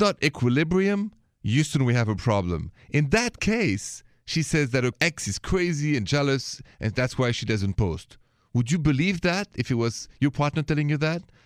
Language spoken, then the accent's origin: English; France; accent: French; My accent is French